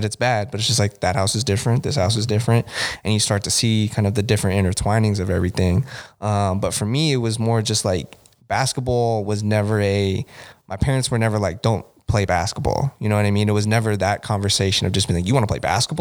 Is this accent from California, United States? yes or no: yes; Bay Area, California, United States; moved away as an adult; also born or lived in San Diego / Costa Mesa / Koreatown, Los Angeles; growing up in the Bay Area